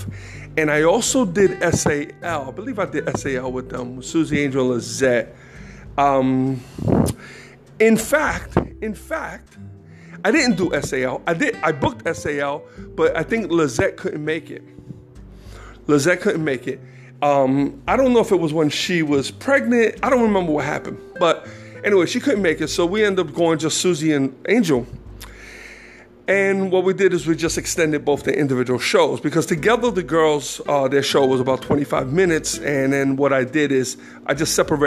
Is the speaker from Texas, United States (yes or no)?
no; New York City, New York, United States; I grew up in Jackson Heights, Queens